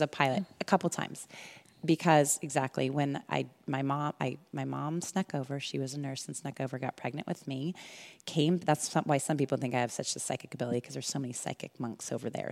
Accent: California, United States; also born or lived in Illinois / Alabama / Europe; And then I was back here in California by age five. I've been here ever since

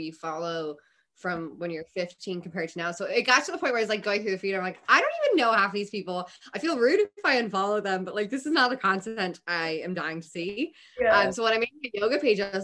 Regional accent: Cleveland, Ohio, United States; moved away; also born or lived in San Diego; I love my hometown. It's great, but like, I'm not connected to Cleveland

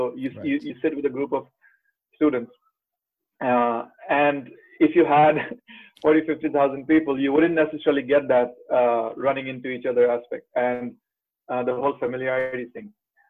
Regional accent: India; moved away as an adult; also born or lived in Rochester, United States; now in United States; I am from India. I came to the US in 2016, joined the University of Rochester. And I'm class of 2020

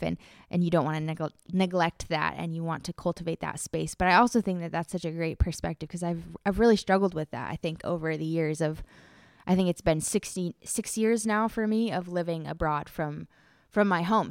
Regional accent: United States; moved away as an adult; now in Czech Republic; so I'm an American

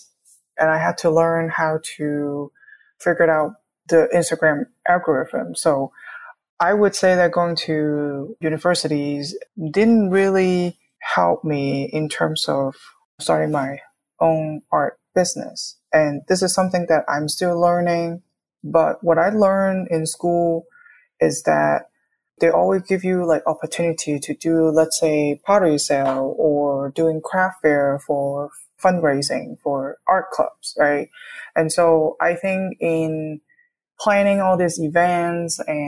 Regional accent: Hong Kong; moved away as an adult; also born or lived in New York, United States / Gainesville, Florida, United States; now in Kansas City, United States; I was born and raised in Hong Kong

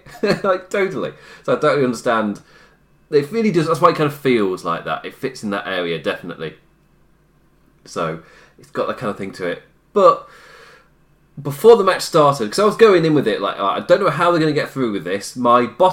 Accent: United Kingdom; as a British man. A British man with Irish blood

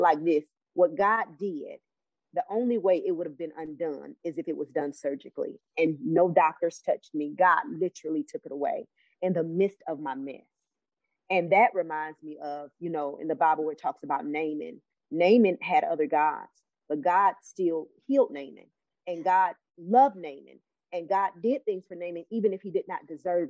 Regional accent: Cleveland, Ohio, United States; now in Alabama, United States; I'm from Cleveland, Ohio

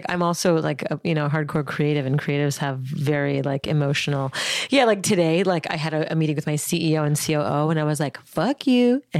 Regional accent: Montreal, Quebec, Canada; Born and raised in Montreal, Canada.

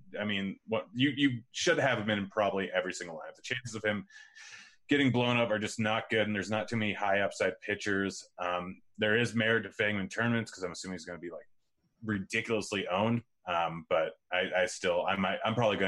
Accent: Pacific Northwest, United States; I grew up saying pop my entire life, and I'm from the Pacific Northwest.

